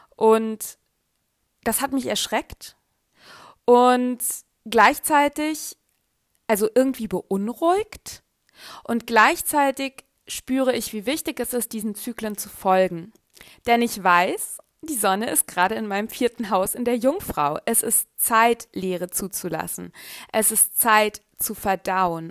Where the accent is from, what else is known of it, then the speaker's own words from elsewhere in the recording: Germany; also born or lived in Carinthia, Austria; Ich bin in Deutschland aufgewachsen